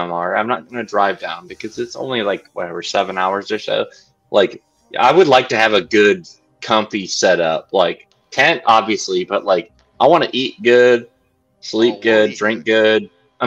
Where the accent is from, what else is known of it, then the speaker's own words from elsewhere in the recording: Midwest, United States; as a Midwesterner